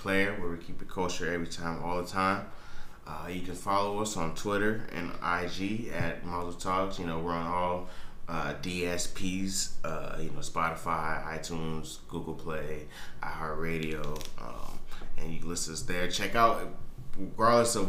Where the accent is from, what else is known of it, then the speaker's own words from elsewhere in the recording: North Carolina, United States; moved away; I come from North Carolina